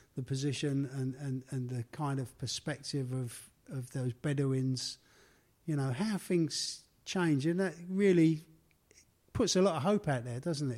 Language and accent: English; London, United Kingdom; accent: Cockney; my life growing up in the East End of London.